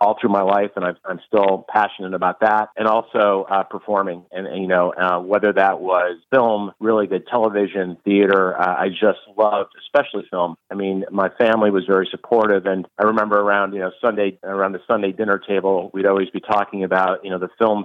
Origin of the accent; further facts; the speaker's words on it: central New York State, United States; also born or lived in Cincinnati, Ohio; I grew up in New York State. I grew up in the central part of the state